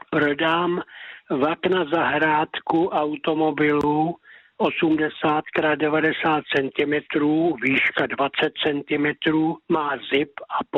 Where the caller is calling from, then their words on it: Pacov, Vysočina Region, Czechia; A to na telefonní číslo 773 19 22 57 a jsem z Pacova.